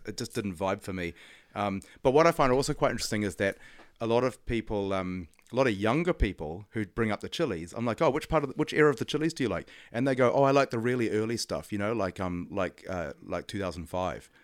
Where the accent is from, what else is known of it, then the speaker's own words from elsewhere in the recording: Auckland, New Zealand; I grew up in Auckland